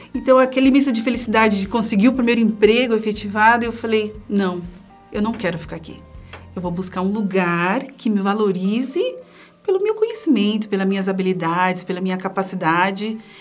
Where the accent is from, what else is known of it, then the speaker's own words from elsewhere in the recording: São Paulo, Brazil; eu sou de São Paulo, né? Eu passei toda a minha infância, adolescência na Zona Leste de São Paulo